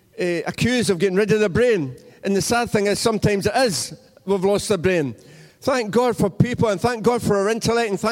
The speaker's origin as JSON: {"language": "English", "town": "Cumnock", "region": "Scotland", "country": "United Kingdom", "tie": "born or raised there", "said": "I grew up in Cumnock"}